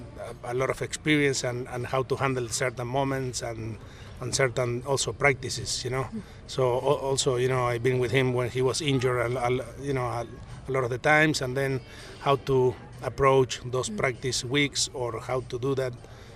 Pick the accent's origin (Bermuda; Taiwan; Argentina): Argentina; English is a second language; now in United States; He's from Japan, I'm from Argentina. We both live in US. So, you know, we communicate, English is our second language.